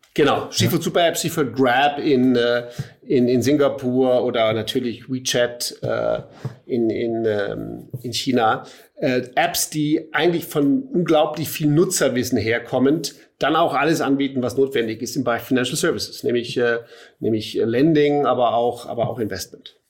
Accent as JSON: {"language": "German", "town": "Munich", "region": "Bavaria", "country": "Germany", "said": "hier als Münchner"}